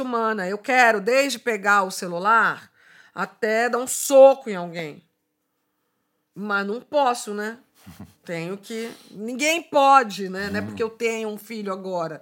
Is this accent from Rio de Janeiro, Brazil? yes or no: yes; Rio de Janeiro, Brazil; Sou da Zona Norte do Rio de Janeiro